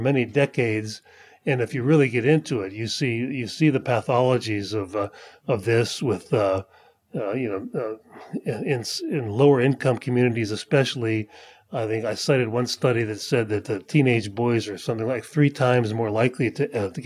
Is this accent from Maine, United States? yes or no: no; the mountains of Pennsylvania, United States; Pennsylvania, where I grew up